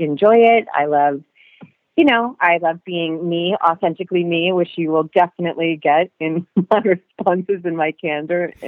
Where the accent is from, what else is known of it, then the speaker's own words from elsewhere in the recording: Augusta, Maine, United States; moved away as an adult; also born or lived in New York; I grew up in Augusta, Maine